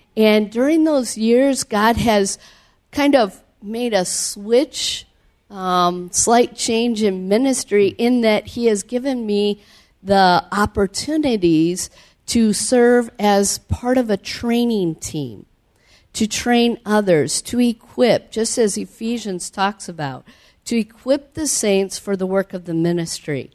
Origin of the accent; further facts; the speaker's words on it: Cedar Falls, Iowa, United States; moved away as an adult; also born or lived in South America; I grew up in Cedar Falls, Iowa